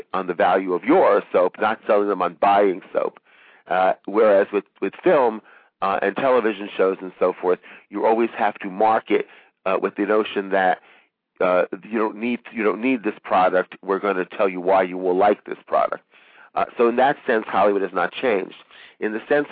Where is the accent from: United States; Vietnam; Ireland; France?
France; moved away; I was raised in France